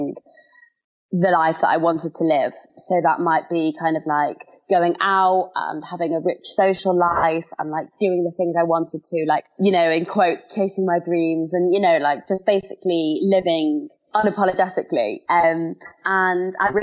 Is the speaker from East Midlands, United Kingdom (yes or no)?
no; London, United Kingdom; I am from London.